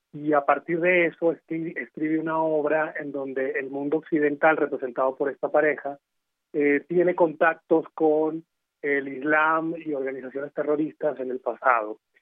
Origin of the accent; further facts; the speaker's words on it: Venezuela; moved away as an adult; now in Mexico; yo soy de Venezuela, llegué aquí hace cinco años.